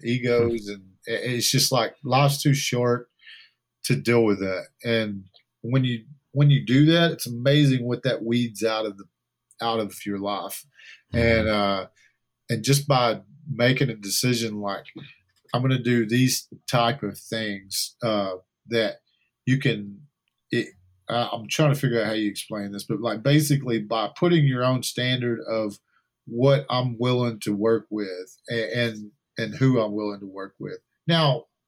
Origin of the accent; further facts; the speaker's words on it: Texas, United States; we grew up in Texas